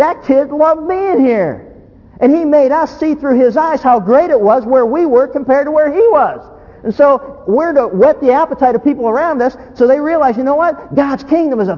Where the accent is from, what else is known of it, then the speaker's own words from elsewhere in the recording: Pennsylvania, United States; moved away as an adult; also born or lived in Orange County, California; now in California, United States; We grew up in Pennsylvania.